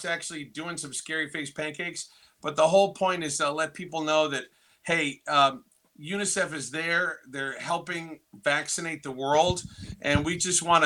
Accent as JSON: {"language": "English", "town": "Plymouth", "region": "Massachusetts", "country": "United States", "said": "I'm from Plymouth, Massachusetts"}